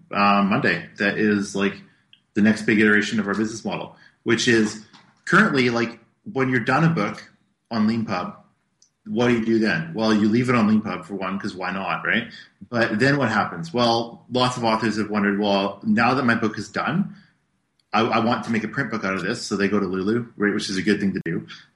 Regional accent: Canada; we're Canadian, right?

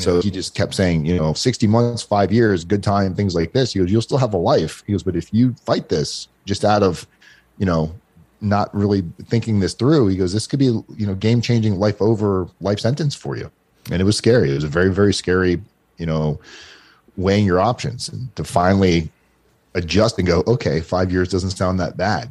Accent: South Florida, United States; I grew up in South Florida

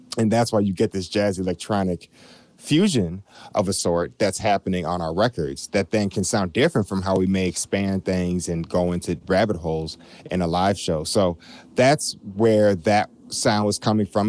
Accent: Chicago, Illinois, United States; we're born and bred in Chicago

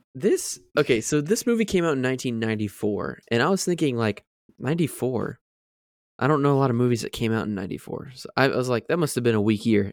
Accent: Florida, United States; moved away; Growing up in Florida

